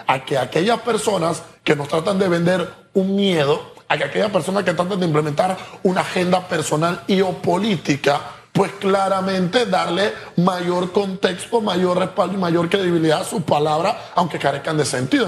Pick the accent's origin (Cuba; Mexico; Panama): Panama; somos panameños